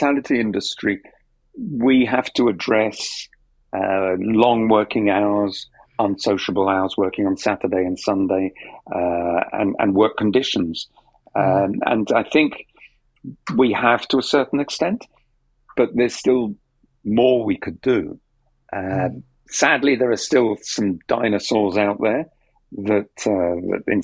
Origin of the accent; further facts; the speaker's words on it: London, United Kingdom; I'm from South London